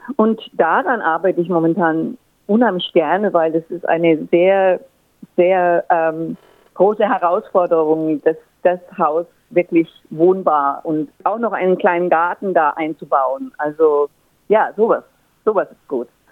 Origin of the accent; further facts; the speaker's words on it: Würzburg, Bavaria, Germany; moved away as an adult; also born or lived in Frankfurt / Paris / Berlin; now in Australia; Ich komme aus Würzburg, das ist äh, Franken, Nord Norden von Bayern, gehört also noch zu Bayern und habe dort auch studiert